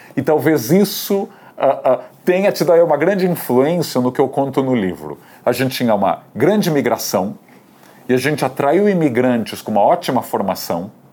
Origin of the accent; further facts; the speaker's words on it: Santos, São Paulo, Brazil; also born or lived in Beijing / New York / Washington; eu já gostava de andar por Santos, que é onde eu nasci